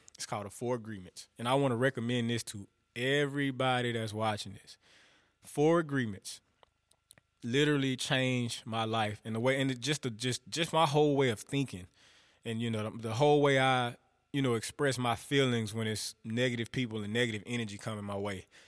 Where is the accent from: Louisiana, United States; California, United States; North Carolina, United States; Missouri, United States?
Louisiana, United States; northern; I'm from the South. I'm from Louisiana. I'm from up north, though.